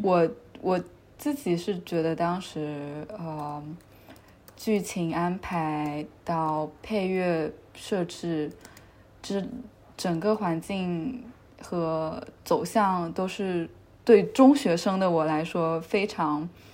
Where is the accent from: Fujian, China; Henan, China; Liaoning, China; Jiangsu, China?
Fujian, China; Xiamen; now in Geneva, Switzerland; 我是福建人，我是福建厦门人。OK。我们那边还会说一个方言叫闽南话